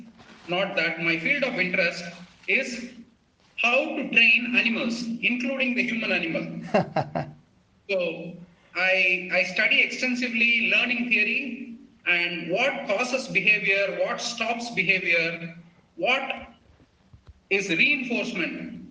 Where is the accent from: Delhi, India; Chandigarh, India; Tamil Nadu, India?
Tamil Nadu, India; Chennai; moved away as an adult; born and brought up in Chennai.